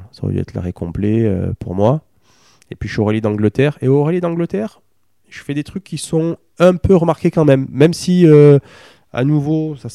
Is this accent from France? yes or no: yes; France; et que moi je suis français, et qu'on est tous les deux français